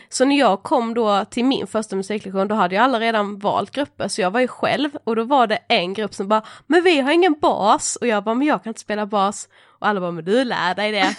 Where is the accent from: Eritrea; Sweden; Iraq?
Sweden; Mörrum, Blekinge; moved away as an adult; now in Stockholm, Sweden; jag är en 24-årig eh, eh, kvinna från eh, en liten by eh, utanför Karlshamn i Blekinge. Eh, där jag är född och uppvuxen